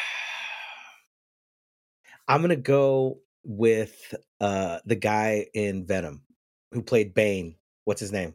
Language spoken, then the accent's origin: English; the South, United States; I was raised in the South